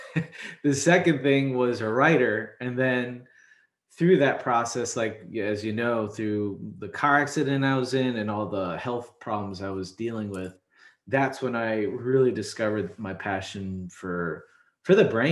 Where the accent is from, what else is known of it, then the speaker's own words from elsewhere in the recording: Chicago, Illinois, United States; moved away as an adult; also born or lived in Taiwan / Japan; I'm from Chicago